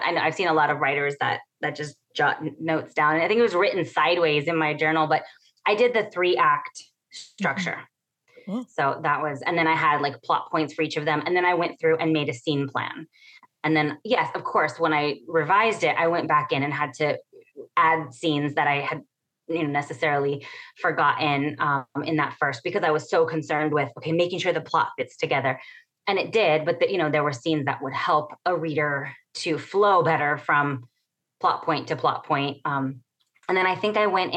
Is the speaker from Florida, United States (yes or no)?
no; Imperial Valley, California, United States; born or raised there; now in San Diego, United States